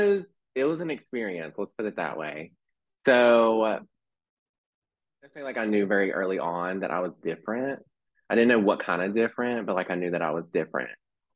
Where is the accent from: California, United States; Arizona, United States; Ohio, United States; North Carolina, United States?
North Carolina, United States; Mount Airy; also born or lived in Texas; So I was born in Texas, lived there for like 5 years, moved to Mount Airy, North Carolina. I don't know if you've ever heard of that.